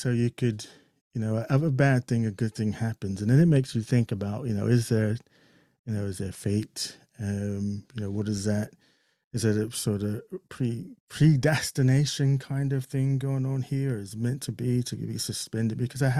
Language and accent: English; Fort Monmouth, New Jersey, United States; And it was back on my home turf, because I, you know, I grew up in Fort Monmouth, New Jersey, so I was back at home.